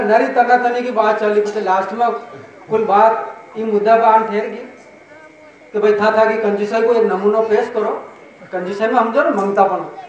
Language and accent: Hindi; Chittorgarh, Rajasthan, India; accent: Mewari; मैं चित्तौड़ का रहने वाला हूँ